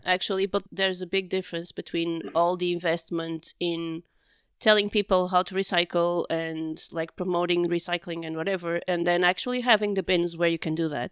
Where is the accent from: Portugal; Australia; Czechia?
Portugal; Porto, Norte; being born and raised in Porto when it wasn't as touristy as it is now